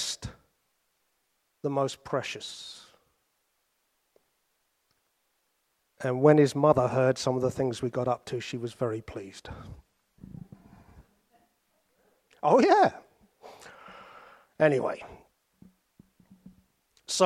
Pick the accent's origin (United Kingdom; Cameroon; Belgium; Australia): United Kingdom; because we're British